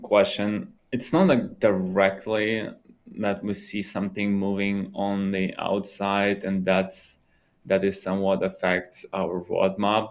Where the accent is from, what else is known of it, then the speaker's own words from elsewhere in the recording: Russia; moved away; I'm originally from Russia